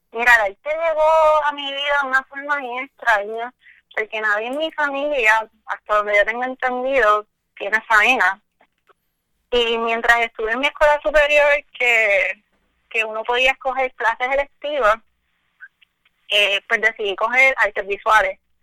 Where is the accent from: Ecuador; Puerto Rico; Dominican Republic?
Puerto Rico; Añasco; yo soy de Añasco, soy del barrio Ovejas de Añasco